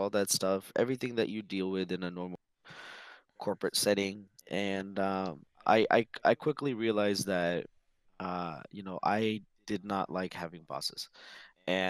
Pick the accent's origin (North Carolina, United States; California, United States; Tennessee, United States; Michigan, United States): California, United States; Sacramento; also born or lived in Fiji / Bay Area; So I was born in Fiji. Moved here with my family when I was about 5 and a half. We were in the Bay Area for the first 6 months, 9 months, and then we moved to Sacramento. We've been here since.